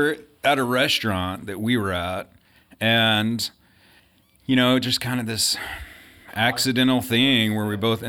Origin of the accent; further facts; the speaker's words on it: Texarkana, Texas, United States; I'm originally from Texas. Grew up in Texarkana